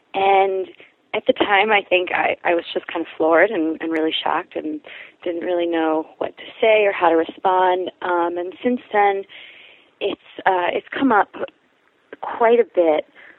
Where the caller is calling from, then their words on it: New York, United States; I am a 27-year-old bisexual female. I'm calling from New York